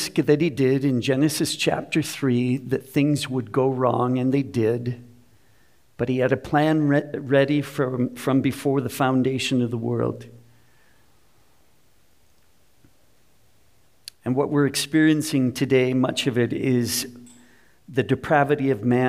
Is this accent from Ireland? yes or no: no; Minneapolis, Minnesota, United States; I grew up in Minnesota